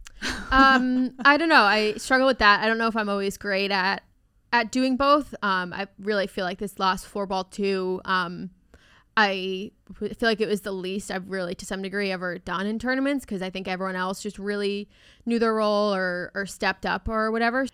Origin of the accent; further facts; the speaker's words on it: Maryland, United States; I'm from Maryland